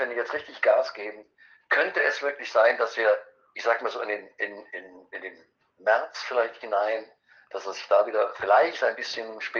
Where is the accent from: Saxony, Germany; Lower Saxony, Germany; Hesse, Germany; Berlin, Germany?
Hesse, Germany; Eschwege; Es wäre schön, weil am 6.1. wäre in Eschwege, in meiner Heimatstadt